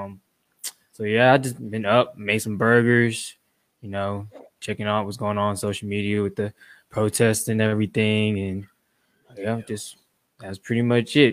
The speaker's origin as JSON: {"language": "English", "town": "Atlanta", "region": "Georgia", "country": "United States", "tie": "born or raised there", "said": "I'm from Atlanta, Georgia, born and raised in Atlanta, Georgia."}